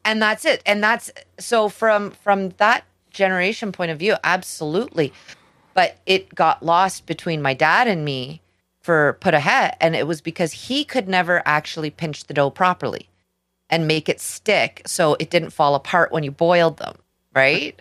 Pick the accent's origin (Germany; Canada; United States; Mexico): Canada; we're Canadian.